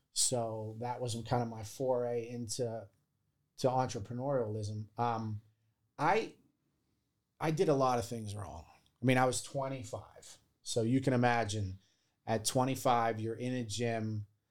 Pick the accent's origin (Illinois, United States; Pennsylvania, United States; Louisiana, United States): Pennsylvania, United States; Baldwin; moved away as an adult; I grew up in Baldwin.